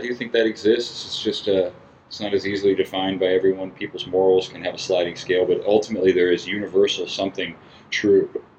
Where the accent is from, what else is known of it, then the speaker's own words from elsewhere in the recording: Melbourne Beach, Florida, United States; I lived in Melbourne Beach, but I was born in Melbourne proper, which is mainland.